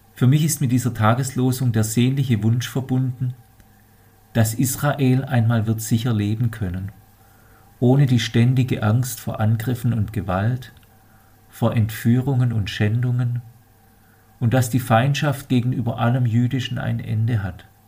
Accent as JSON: {"language": "German", "country": "Germany", "said": "bei uns in Deutschland"}